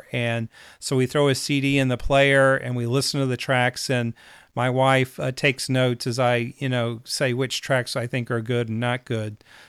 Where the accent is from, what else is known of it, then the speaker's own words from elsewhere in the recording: Charlotte, North Carolina, United States; certainly I heard a lot of country music growing up, a lot of Texas music growing up, even though I was raised in Charlotte, North Carolina.